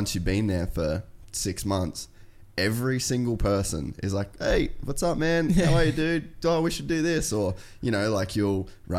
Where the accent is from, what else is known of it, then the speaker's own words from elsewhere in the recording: Cairns, Queensland, Australia; moved away as an adult; also born or lived in United States; we grew up in Cairns with nothing around.